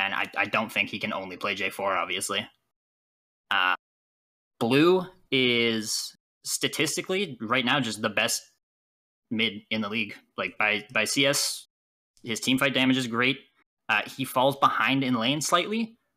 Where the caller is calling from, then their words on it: Hamilton, Ontario, Canada; I'm calling from... Hamilton, Ontario, Canada.